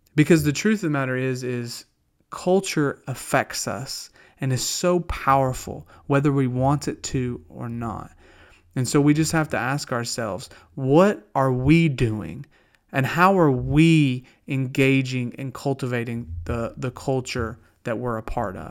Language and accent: English; the South, United States; accent: Southern; also born or lived in Pennsylvania; I don't have to try to be Southern. I talk like peanut butter